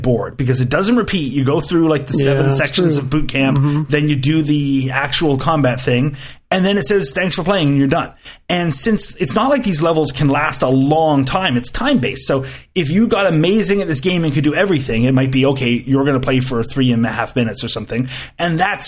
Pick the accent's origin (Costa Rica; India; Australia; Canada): Canada; as a Canadian